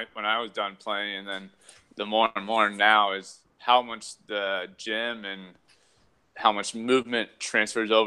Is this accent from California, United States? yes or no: yes; Thousand Oaks, California, United States; moved away as an adult; also born or lived in Bay Area, California; now in Scotts Valley, United States; I'm originally from Southern California, Thousand Oaks, California, to be exact